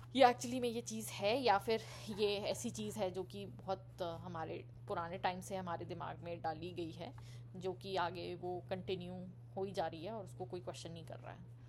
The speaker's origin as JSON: {"language": "Hindi", "region": "Delhi", "country": "India", "said": "मैं ऑब्वियसली मैं दिल्ली से हूँ"}